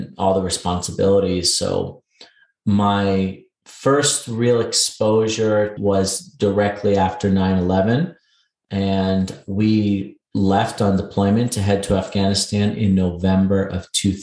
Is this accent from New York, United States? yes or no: yes; New York City, New York, United States; moved away as an adult; I'm a New York City native. I was born and raised in Queens and just grew up in that environment.